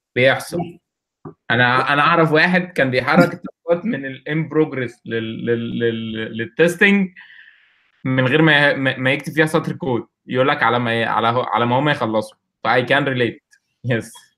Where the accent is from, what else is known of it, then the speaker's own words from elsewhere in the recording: Egypt; also born or lived in Kuwait; احنا كلنا مصريين